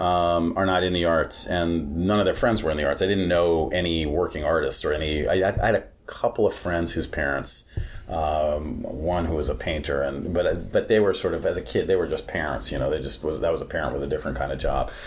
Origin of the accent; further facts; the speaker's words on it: New York City, New York, United States; now in Los Angeles, United States; I grew up on the Upper East Side